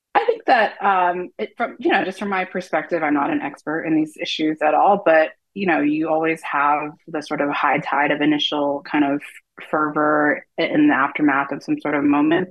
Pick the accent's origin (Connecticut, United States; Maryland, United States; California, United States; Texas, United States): California, United States; East Bay, San Francisco Bay Area; moved away; I'm from the Bay Area. I grew up in the East Bay